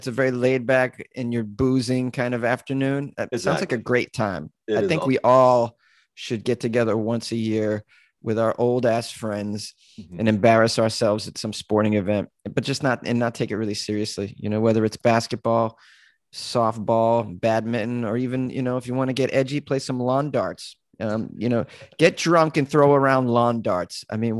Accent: Massachusetts, United States; Oh, Massachusetts.

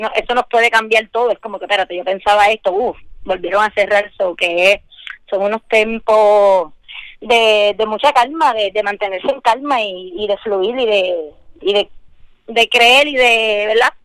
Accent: Orocovis, Puerto Rico; also born or lived in Bayamón, Puerto Rico; Yo nací en Bayamón, pero me crié en, en Orocovis. Pues me considero orocobeña.

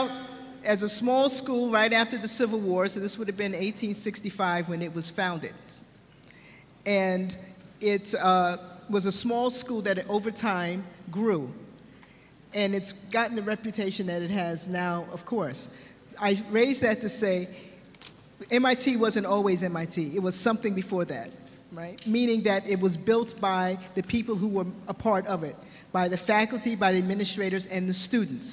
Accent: New York City, New York, United States; I was born and raised in New York City

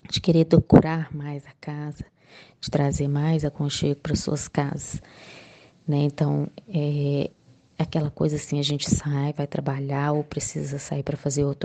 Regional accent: Minas Gerais, Brazil; sou de Minas Gerais

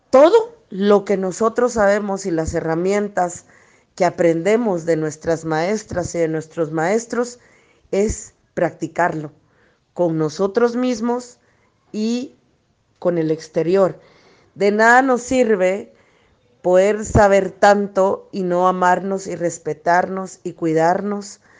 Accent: Guatemala; Hola, ¿qué tal? Mucho gusto. … de Guatemala. Para nosotros en la cosmovisión maya

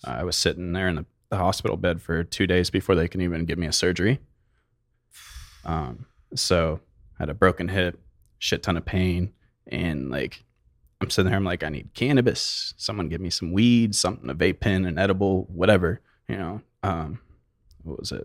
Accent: Mesa, Arizona, United States; also born or lived in Chandler, Arizona / Oregon; Mesa and Chandler were, like, the main length

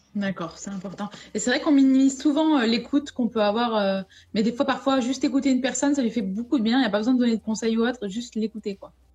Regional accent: France; nous en tant que Français

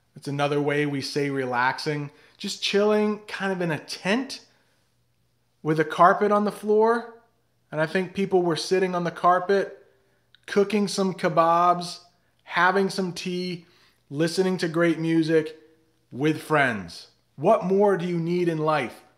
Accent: New England, United States; I am from New England, which is in the northeast of the United States, about two hours north of Boston

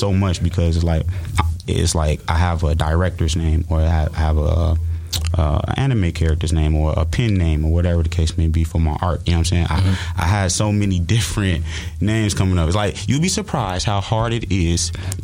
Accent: Chicago, Illinois, United States; moved away as an adult; now in Los Angeles, United States; born and raised in Chicago

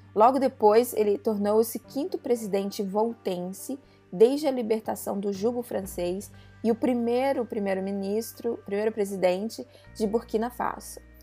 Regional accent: Brazil; Eu cresci no Brasil nessa década

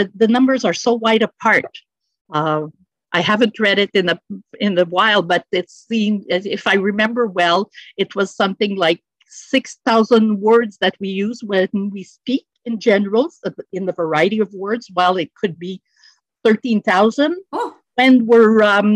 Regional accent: Montreal, Quebec, Canada; moved away as an adult; now in Sorel-Tracy, Canada; When I started working here in Sorel-Tracy, I was formerly from the West Island

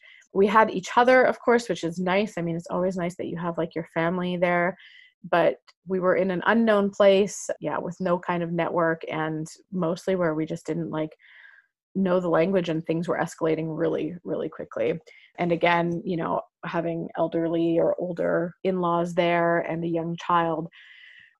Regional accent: Canada; moved away; we're from Canada, but we don't have a home there.

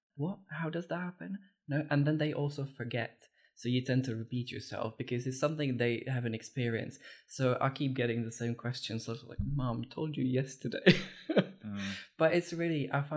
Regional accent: Czechia; moved away; I was born and brought up in the Czech Republic

